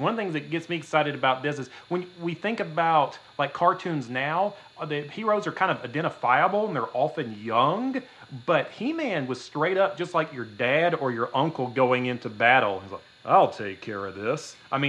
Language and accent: English; Georgia, United States; moved away; In case you're wondering where my beautiful Midwest accent comes from, I'm from South Georgia, but I moved up here.